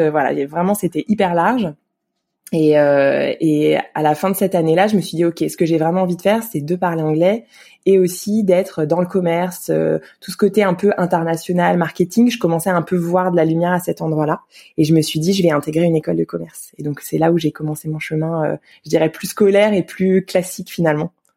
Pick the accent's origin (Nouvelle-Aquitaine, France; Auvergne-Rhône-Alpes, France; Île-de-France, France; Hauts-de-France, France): Île-de-France, France; Yerres; j'ai grandi à Hier, dans l'Essonne